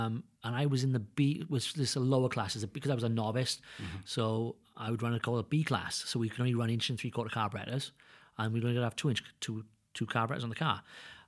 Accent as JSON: {"language": "English", "region": "Wales", "country": "United Kingdom", "said": "I always say I'm the Welsh boy damn good."}